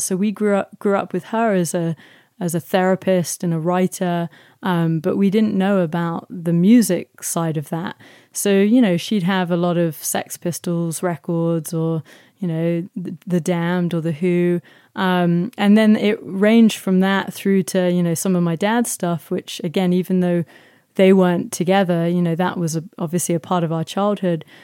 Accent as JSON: {"language": "English", "region": "London", "country": "United Kingdom", "tie": "born or raised there", "said": "I grew up in South London"}